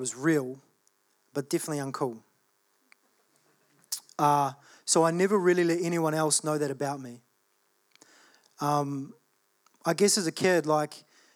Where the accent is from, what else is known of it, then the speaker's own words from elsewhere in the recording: Australia; I was born in Australia.